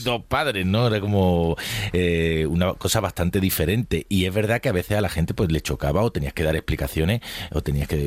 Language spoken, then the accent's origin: Spanish; Málaga, Andalusia, Spain; now in Madrid, Spain; yo me fui de mi ciudad de origen, eh, pues, ha sido muy necesario en, mi vida en Madrid, si no, me, habría, me habría dado algo chungo, me habría vuelto a Málaga